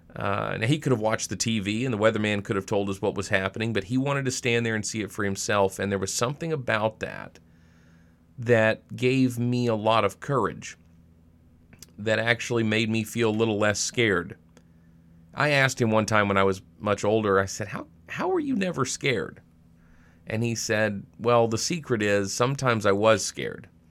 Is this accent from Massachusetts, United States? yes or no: no; Arkansas, United States; now in Monroe, Wisconsin, United States; I grew up in Arkansas